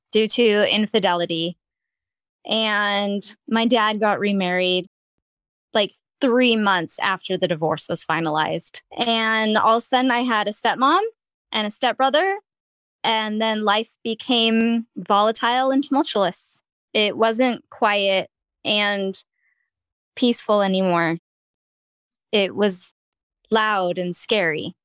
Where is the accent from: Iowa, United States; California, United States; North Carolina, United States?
California, United States; Ventura County; also born or lived in Long Beach, California; where I grew up in Ventura County